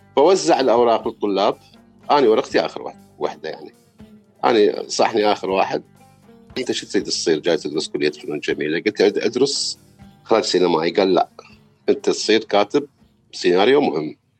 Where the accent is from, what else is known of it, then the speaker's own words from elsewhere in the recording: Baghdad, Baghdad Governorate, Iraq; moved away as an adult; ولدت أنا في بغداد في 12 6 عام 1969